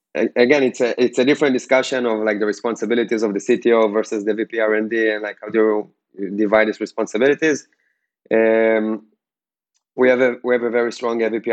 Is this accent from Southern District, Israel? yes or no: yes; Ashdod, Southern District, Israel; I'm originally from Ashdod